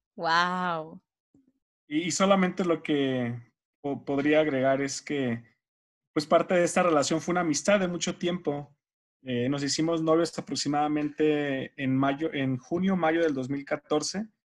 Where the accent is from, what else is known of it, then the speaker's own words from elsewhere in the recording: Mexicali, Baja California, Mexico; also born or lived in Sinaloa; nacido en Sinaloa, criado en Mexicali, Baja California. Somos norteños los dos